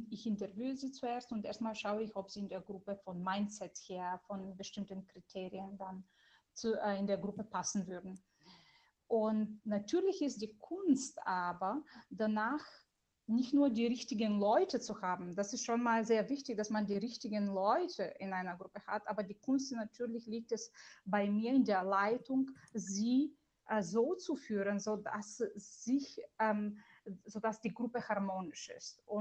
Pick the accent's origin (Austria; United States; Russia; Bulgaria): Bulgaria; German is a second language; moved away as an adult; now in Germany; ist ein bulgarischer Name. Das bedeutet, ich bin eine gebürtige Bulgarin und äh, ich bin in Bulgarien aufgewachsen und mit 19 bin ich äh, ganz alleine nach Deutschland gekommen